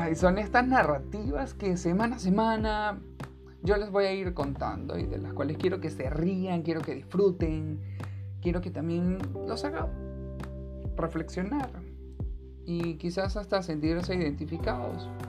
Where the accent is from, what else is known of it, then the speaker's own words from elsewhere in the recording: Venezuela; soy venezolano